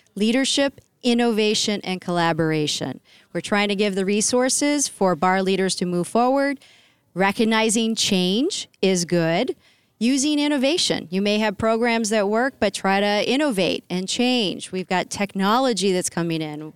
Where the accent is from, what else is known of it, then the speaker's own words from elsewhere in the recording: New Hampshire, United States; I'm from New Hampshire. I am a New Hampshirite